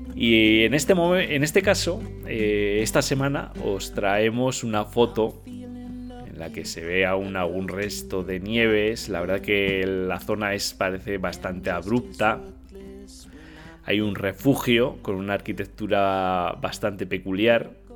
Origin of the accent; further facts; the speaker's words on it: Navarre, Spain; yo como Navarro